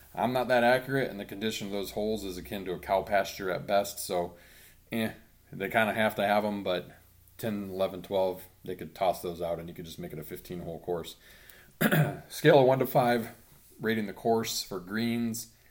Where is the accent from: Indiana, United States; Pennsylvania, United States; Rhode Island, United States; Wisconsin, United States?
Indiana, United States; Central; growing up in Central Indiana